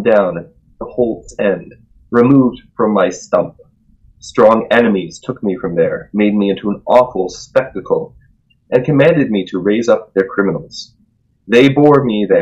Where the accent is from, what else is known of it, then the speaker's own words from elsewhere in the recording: United States; accent: American; my American accent